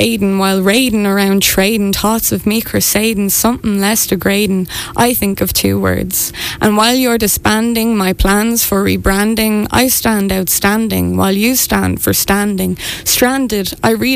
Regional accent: Morriscastle, County Wexford, Ireland; now in Dublin, Ireland; I'm from Morriscastle, and my parents have a cafe as well

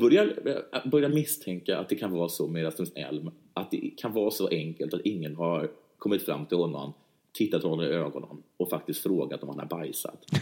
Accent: Sweden; vi svenskar

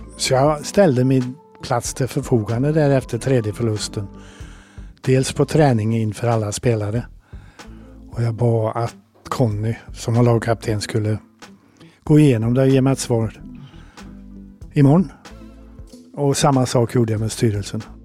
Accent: Degerfors, Örebro County, Sweden; moved away; jag kommer från Degerfors

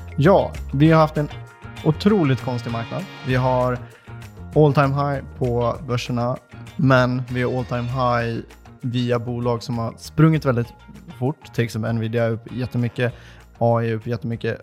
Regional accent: Dalarna County, Sweden; Jag är från Dalarna

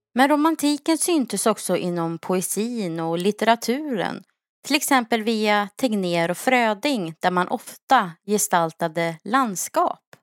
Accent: Sweden; som vi svenskar skulle ha levt

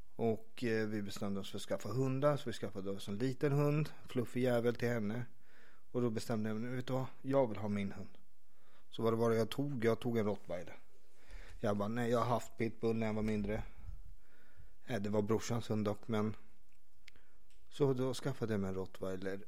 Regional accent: Stockholm, Stockholm County, Sweden; also born or lived in Vårberg / Vällingby; Jag växte upp i Skarpnäck

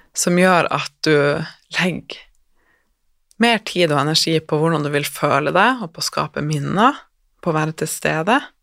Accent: Northern Norway, Norway; Jeg er fra Nord-Norge

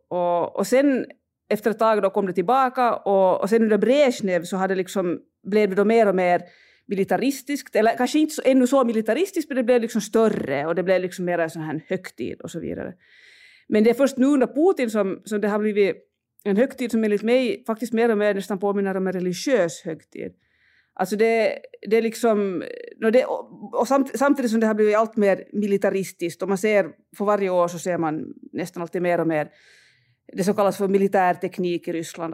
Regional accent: Finland; now in Russia; för mig som finländare

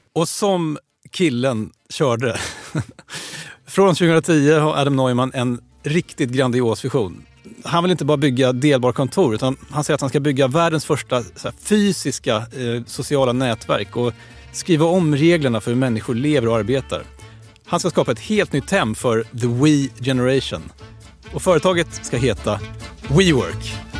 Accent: Sweden; vi svenskar

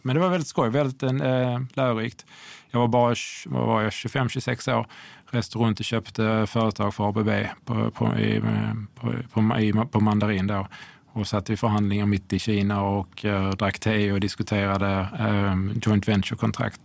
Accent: Sweden; som svensk privatperson

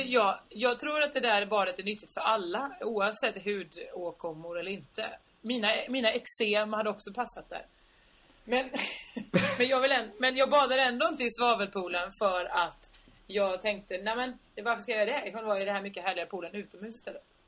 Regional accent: Sweden; jättegenerade svenskar

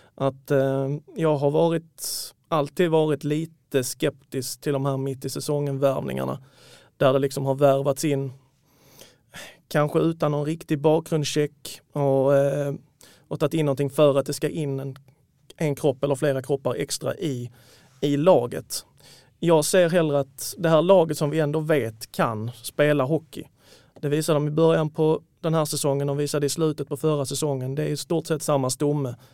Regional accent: Malmö, Skåne, Sweden; now in Lund, Sweden; 32-åring, född och uppvuxen i Malmö, numera utflugen till Lund

